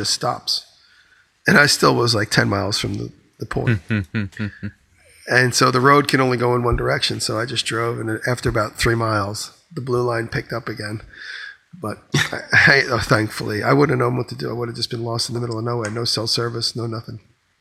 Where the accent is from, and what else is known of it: New York, United States